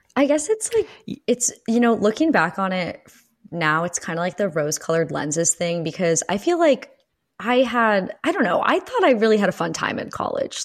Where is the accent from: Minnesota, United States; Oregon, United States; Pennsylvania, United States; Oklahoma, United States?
Pennsylvania, United States; I am calling in from suburban Pennsylvania, also from where I grew up in my childhood.